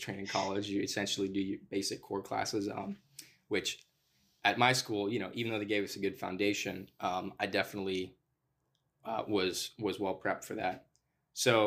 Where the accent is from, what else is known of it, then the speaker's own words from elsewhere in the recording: the South, United States; I'm from the South and so that's my worldview